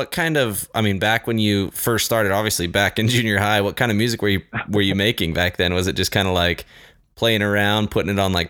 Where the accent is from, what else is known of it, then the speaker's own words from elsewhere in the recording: Mapleton, Utah, United States; this week we're joined by a guy from my hometown of Mapleton, Utah